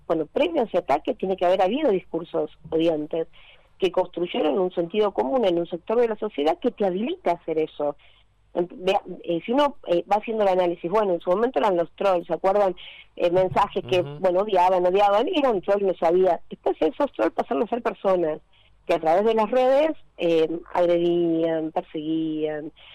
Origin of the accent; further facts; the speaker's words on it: Buenos Aires, Argentina; yo soy del Lugano